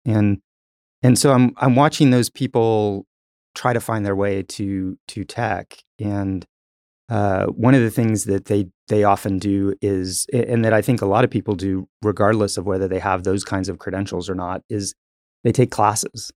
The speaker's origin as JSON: {"language": "English", "town": "Tulsa", "region": "Oklahoma", "country": "United States", "tie": "born or raised there", "also_born_or_lived": "Texas", "said": "I, I grew up in Tulsa, so I've, I've, I've been in Tulsa the majority of my life"}